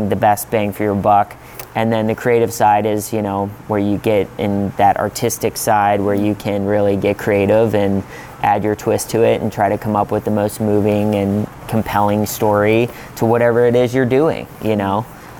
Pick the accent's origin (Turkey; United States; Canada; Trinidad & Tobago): United States; Pittsburgh, Pennsylvania; I'm from Pittsburgh, so naturally I worked a lot with the Pittsburgh Steelers.